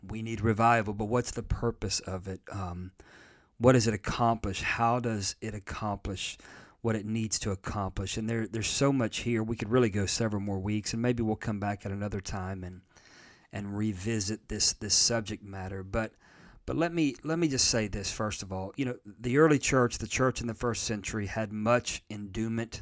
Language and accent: English; United States; I'm in America and I'm an American